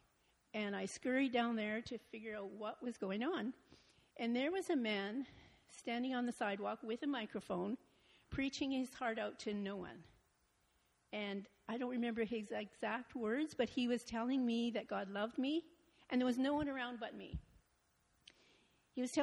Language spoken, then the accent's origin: English; Montreal, Quebec, Canada; I was born in Montreal, Quebec